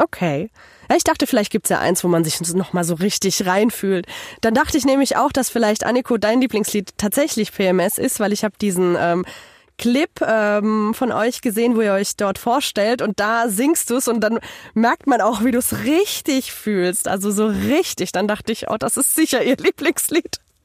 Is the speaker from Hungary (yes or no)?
yes; Hungary; moved away; ich komme ja ursprünglich aus Ungarn